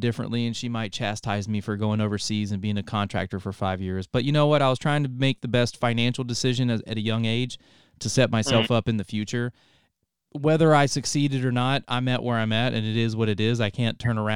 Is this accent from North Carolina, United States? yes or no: yes; North Carolina, United States; moved away as an adult; also born or lived in Ohio; I was born in Ohio, moved down to North Carolina when I was young. I was raised there